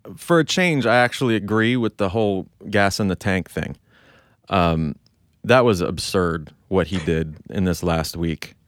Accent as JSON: {"language": "English", "country": "United States", "said": "I feel like such an American"}